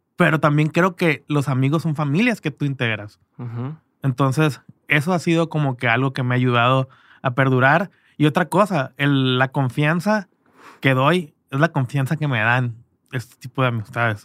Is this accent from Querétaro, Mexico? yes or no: no; Culiacán, Sinaloa, Mexico; moved away; also born or lived in Canada; yo me fui muy temprano de Culiacán